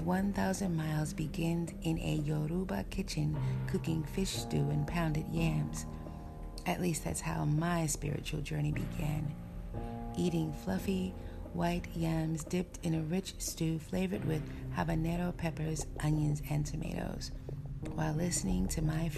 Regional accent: St. Croix, U.S. Virgin Islands; We have colorful names for fish on St. Croix, and we have magnificent nicknames for people, too.

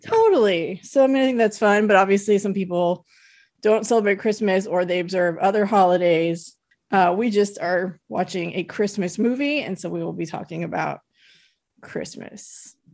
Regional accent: United States; Tahoe didn't really have big department stores, they still don't really. We had, like, Kmart that I worked at when I was a teenager

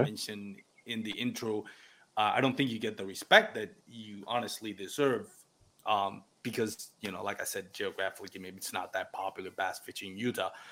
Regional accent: Puerto Rico; first language Spanish; English is a second language; moved away; I'm from Puerto Rico. My first um, my first language is Spanish

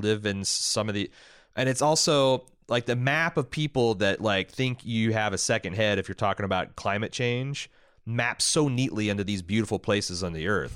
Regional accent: Southern Indiana, United States; growing up in Southern Indiana

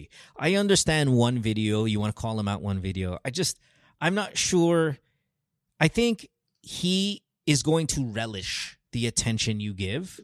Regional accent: Philippines; as a Filipino

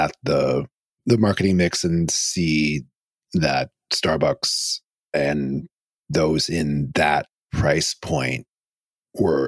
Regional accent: East Coast, United States; I grew up on the East Coast

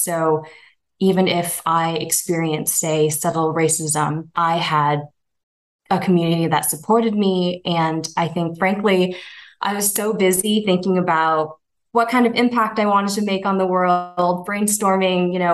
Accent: Castro Valley, California, United States; I grew up in the East Bay in Castro Valley

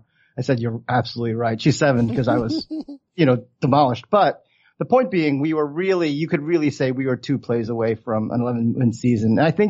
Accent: Baltimore, Maryland, United States; So I was born in Baltimore County, or technically born in the city. My father moved, my parents moved from Korea in 67. I was born in 73, youngest of three boys.

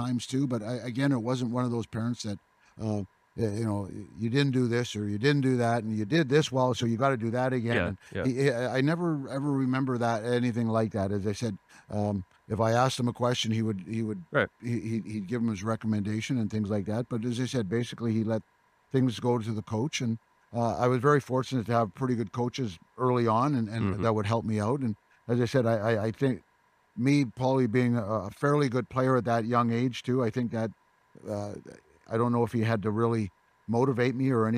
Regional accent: Toronto, Ontario, Canada; moved away; growing up in Toronto or in Canada

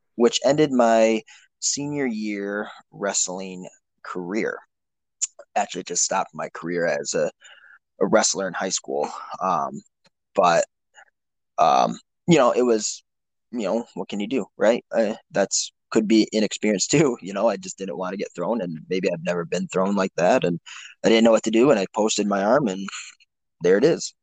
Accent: Traverse City, Michigan, United States; we decided to come back to my hometown, Traverse City

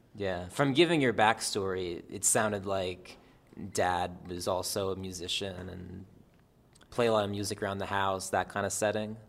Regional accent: New Jersey, United States; I'm from Jersey.

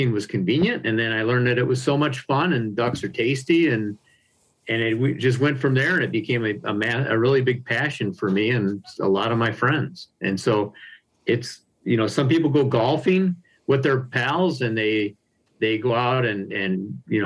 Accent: Harrison Township, Michigan, United States; also born or lived in Upper Peninsula, Michigan; growing up in Harrison Township, in Macomb County here

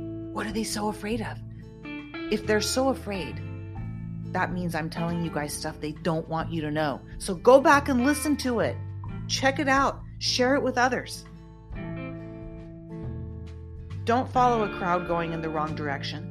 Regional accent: United States; I'm an American

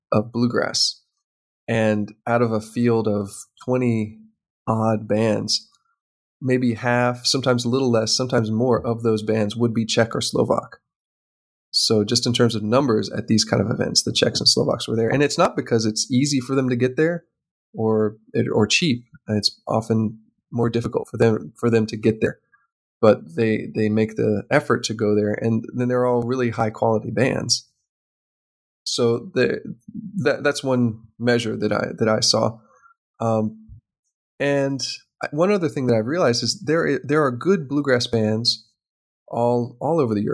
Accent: United States; something I have can help you with because I'm an American.

